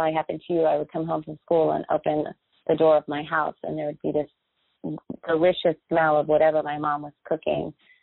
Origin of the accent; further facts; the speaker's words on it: United States; I grew up and I was born in the United States, but very much in a Latin American household